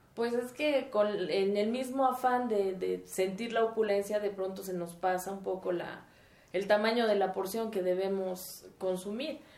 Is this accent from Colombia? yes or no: no; Mexico; el mantener nuestra identidad eh, familiar y como mexicanos